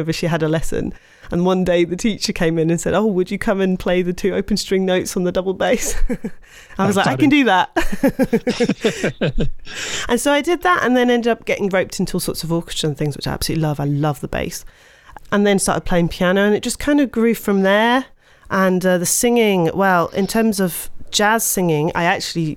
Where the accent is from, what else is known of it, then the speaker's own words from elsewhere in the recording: London, United Kingdom; moved away as an adult; also born or lived in Scotland / South East England; now in France; I was born in London. I've lived in quite a few parts of the UK, though. I've lived in Scotland for a while in my youth, but I spent quite a lot of time in the southeast of the UK, yeah. So mainly from London, I'd say